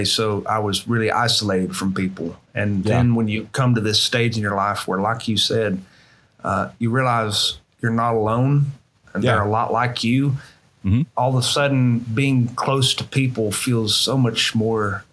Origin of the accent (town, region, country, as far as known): panhandle of Florida, United States; born or raised there; also born or lived in Missouri